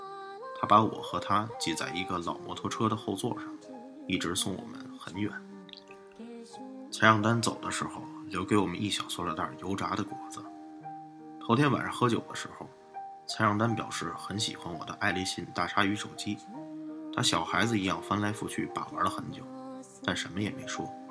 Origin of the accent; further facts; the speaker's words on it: Shandong, China; 这伙计怎么和我们胶东老家大老爷们儿一个德行？喝完了酒就爱拍人，但我们老家人不拍后背，只拍大腿。